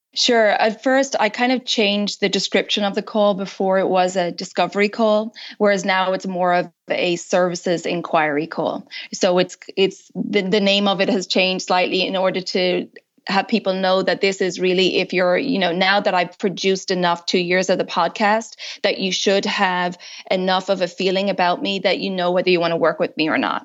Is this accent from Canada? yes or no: no; Ireland; also born or lived in United States; now in France; I'm originally from Ireland.